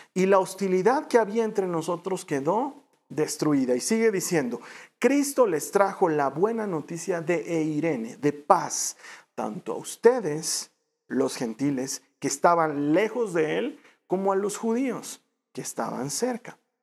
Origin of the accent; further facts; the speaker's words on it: Bolivia; en mi país Bolivia